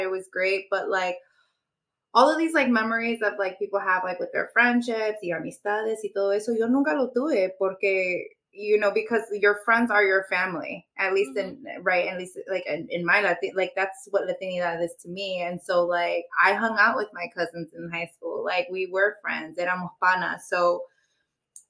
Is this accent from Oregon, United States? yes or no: no; Chicago, Illinois, United States; also born or lived in Houston, Texas; I was born in Houston, but raised in Chicago